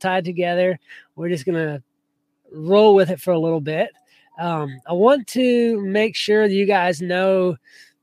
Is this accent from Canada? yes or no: no; South Georgia, United States; I grew up in South Georgia